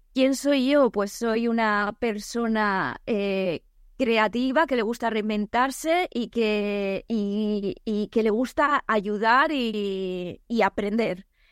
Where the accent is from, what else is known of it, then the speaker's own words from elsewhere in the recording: El Campello, Valencian Community, Spain; yo soy de Alicante, de El Campello